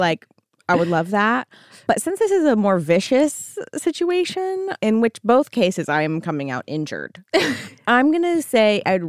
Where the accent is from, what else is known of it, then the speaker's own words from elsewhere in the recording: near the filming location of The Birds, California, United States; So The Birds was a Hitchcock film that was filmed very close to my hometown.